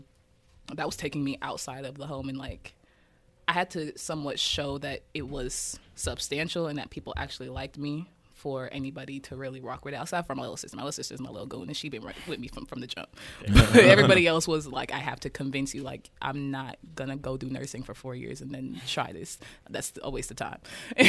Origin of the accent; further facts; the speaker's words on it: Kansas City, Kansas, United States; So, yeah, growing up in Kansas City